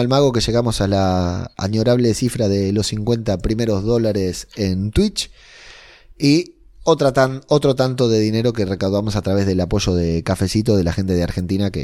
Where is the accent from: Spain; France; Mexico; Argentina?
Spain; mi tierra querida